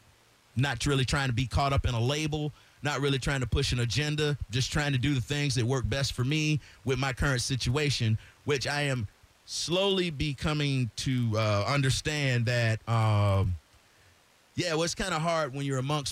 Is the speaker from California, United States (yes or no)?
no; Florida, United States; I'm from Florida